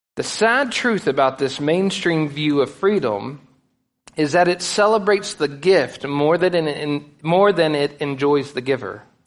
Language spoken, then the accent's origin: English; United States; we as American Christians